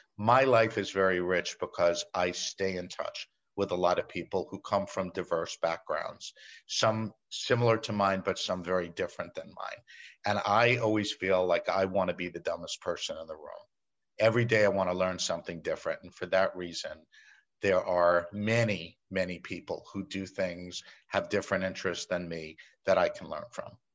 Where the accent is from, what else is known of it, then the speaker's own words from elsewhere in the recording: New York, United States; I'm a native New Yorker. I embrace my accent.